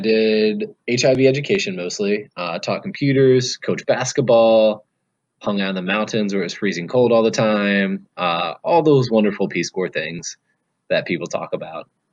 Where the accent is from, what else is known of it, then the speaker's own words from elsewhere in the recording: United States; also born or lived in Colorado / Lesotho; now in Washington, D.C., United States; I'm originally from about 45 minutes west of DC.